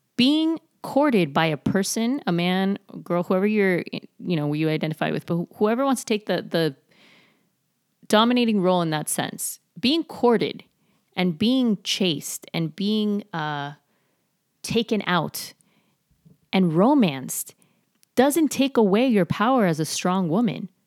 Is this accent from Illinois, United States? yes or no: no; Miami, Florida, United States; I was super, super skinny growing up in Miami